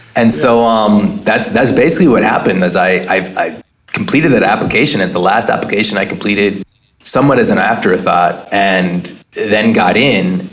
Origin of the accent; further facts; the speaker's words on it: Oakland, California, United States; also born or lived in Pebble Beach, California; I grew up in Oakland, was at a school like Head Royce